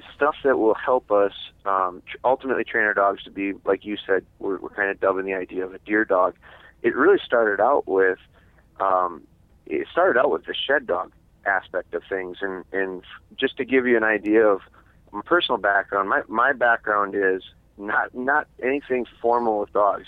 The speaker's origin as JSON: {"language": "English", "region": "Wisconsin", "country": "United States", "said": "I'm from Wisconsin"}